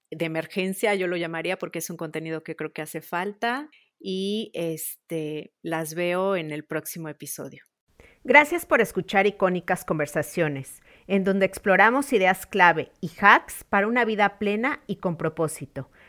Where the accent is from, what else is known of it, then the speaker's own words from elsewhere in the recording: Mexico; also born or lived in Italy; De hecho, soy, soy, soy italiana y soy mexicana. Tengo amigos allá, viví allá.